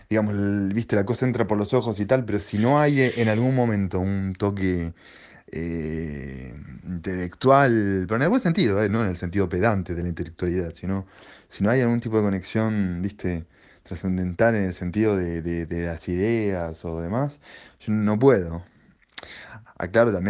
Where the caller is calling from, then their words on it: Berazategui, Buenos Aires Province, Argentina; Hola, ¿qué tal? … de Verazategui y bueno, quería, este, porque escuché recién a la oyente que llamó